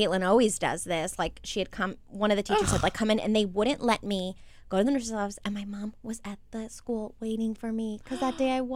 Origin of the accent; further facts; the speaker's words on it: Maryland, United States; We're all from Maryland